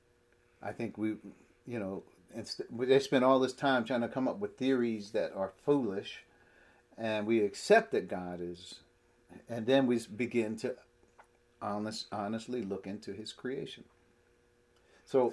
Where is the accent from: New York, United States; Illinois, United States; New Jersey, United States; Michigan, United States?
New Jersey, United States; Piscataway; where we grew up in Piscataway